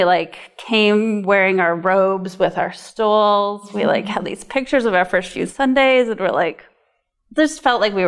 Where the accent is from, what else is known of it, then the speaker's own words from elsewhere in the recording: South Dakota, United States; moved away as an adult; also born or lived in New England; now in Portland, Maine, United States; I am from South Dakota, but I've lived in New England for nearly 20 years.